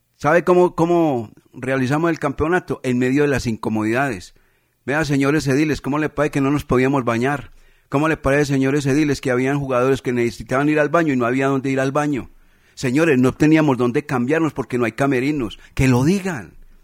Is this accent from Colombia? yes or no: yes; Manizales, Caldas, Colombia; nosotros los manizaleños y colombianos